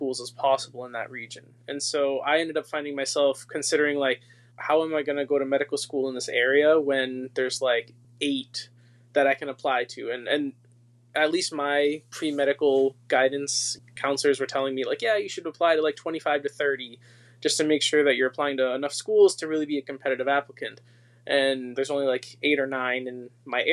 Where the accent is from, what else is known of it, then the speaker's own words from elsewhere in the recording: Massachusetts, United States; I'm from Massachusetts